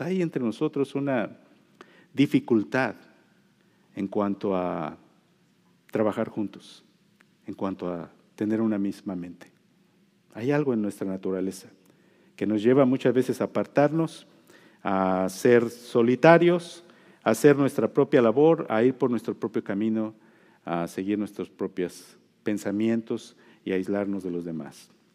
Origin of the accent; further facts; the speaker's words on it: Mexico; now in United States; yo soy mexicano